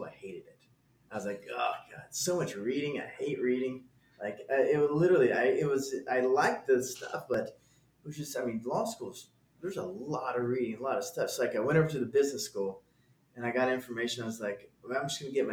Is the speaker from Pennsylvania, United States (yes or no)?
no; Garland, Texas, United States; I'm from a suburb outside of Dallas called Garland.